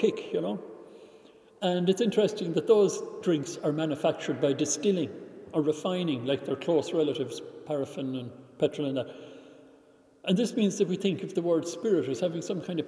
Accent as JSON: {"language": "English", "country": "Ireland", "tie": "born or raised there", "said": "when I was growing up in Ireland"}